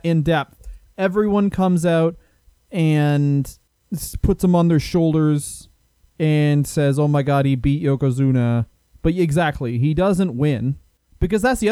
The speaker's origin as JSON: {"language": "English", "country": "Canada", "also_born_or_lived": "United Kingdom", "said": "We're Canadian, and we spent a lot of time in Britain"}